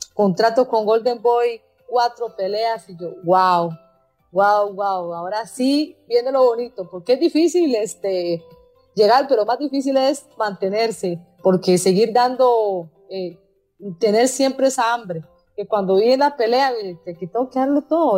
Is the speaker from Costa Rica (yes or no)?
yes; Costa Rica; hay que unirnos como ticos, como ticos